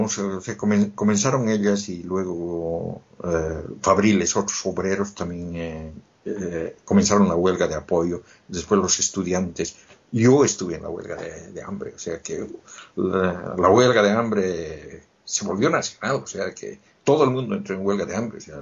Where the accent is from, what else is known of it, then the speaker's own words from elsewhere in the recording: Bolivia; moved away; Yo volví a Bolivia después de 13 años de lo que salí.